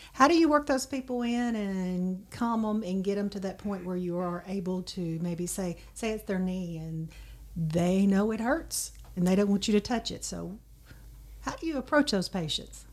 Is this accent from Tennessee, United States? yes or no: yes; Dyersburg, Tennessee, United States; I'm also from Dyersburg originally